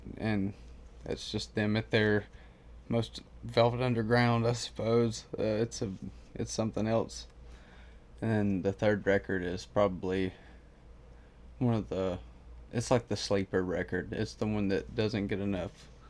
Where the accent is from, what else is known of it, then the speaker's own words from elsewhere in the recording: United States; me being an American